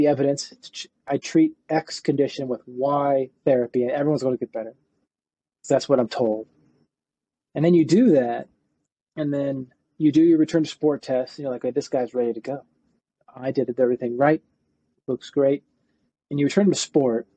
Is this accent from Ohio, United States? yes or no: yes; Cincinnati, Ohio, United States; moved away as an adult; also born or lived in Virginia; my undergrad was at Northern Kentucky University because I grew up near Cincinnati